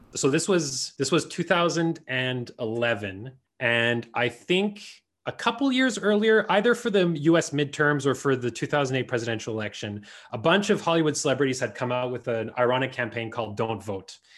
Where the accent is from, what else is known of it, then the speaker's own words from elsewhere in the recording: Winnipeg, Manitoba, Canada; our experience of grow-, growing up in the Franco-Manitoban community